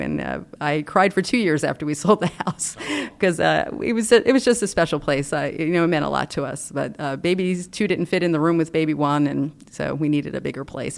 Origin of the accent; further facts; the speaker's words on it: North Bergen, New Jersey, United States; now in Rockville, United States; I grew up in North Bergen, New Jersey, actually, right outside the Lincoln Tunnel